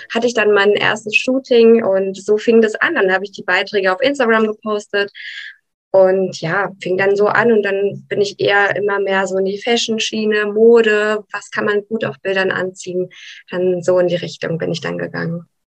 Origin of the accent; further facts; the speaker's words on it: Brașov, Brașov County, Romania; now in Germany; in Rumänien hatte ich immer einen Hund